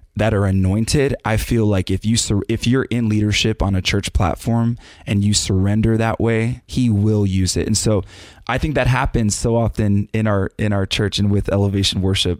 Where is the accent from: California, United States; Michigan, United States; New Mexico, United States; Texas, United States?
Texas, United States; San Antonio; Grew up in South Texas, in my hometown of San Antonio